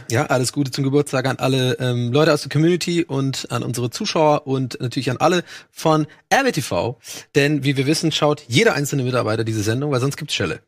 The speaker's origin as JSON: {"language": "German", "town": "Dublin", "region": "Leinster", "country": "Ireland", "tie": "born or raised there", "moved": "yes", "said": "Ich bin ja in Dublin aufgewachsen"}